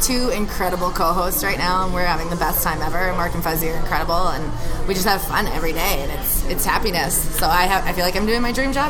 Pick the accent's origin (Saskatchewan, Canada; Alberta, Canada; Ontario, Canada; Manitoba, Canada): Saskatchewan, Canada; moved away as an adult; also born or lived in Vancouver Island; now in Calgary, Canada; growing up in Saskatchewan, where you can drive forever in any direction